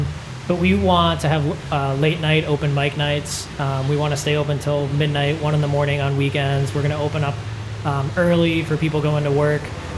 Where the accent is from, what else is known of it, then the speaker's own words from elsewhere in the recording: Akron, Ohio, United States; We want people, when I say I'm from Akron, Ohio, I want people to know where that is, and I want people to know that I'm proud.